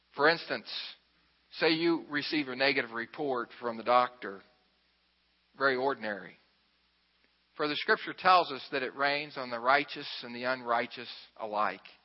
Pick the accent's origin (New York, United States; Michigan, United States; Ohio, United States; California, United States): Ohio, United States; Xenia; I'm from Xenia, Ohio.